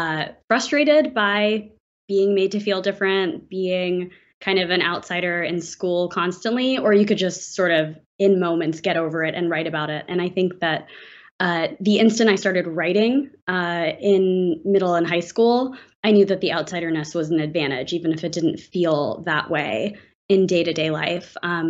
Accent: Atlanta, Georgia, United States; I grew up here in Atlanta, where I'm talking to you from, in kind of a very split life.

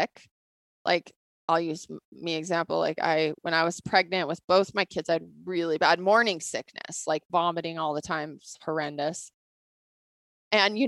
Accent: Bozeman, Montana, United States; I grew up here in Bozeman.

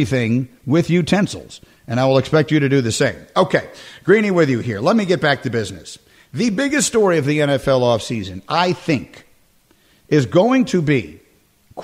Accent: New York, United States; moved away as an adult; also born or lived in Chicago; I grew up in New York until I'm 18. And then I moved to Chicago for 11 years

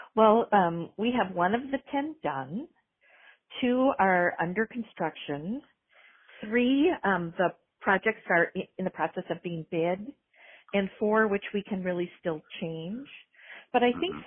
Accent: Minnesota, United States; moved away; I was raised in Minnesota and was a library director for 12 years in Minnesota

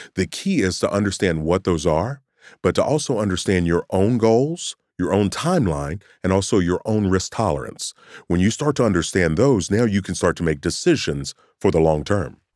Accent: Kentucky, United States; Me growing up in Kentucky

